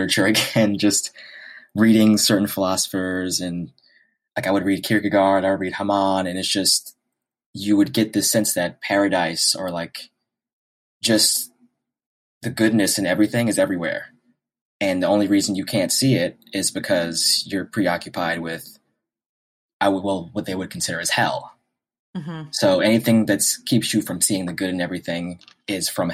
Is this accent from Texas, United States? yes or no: no; New York City, New York, United States; I was born and raised in New York City, specifically in Harlem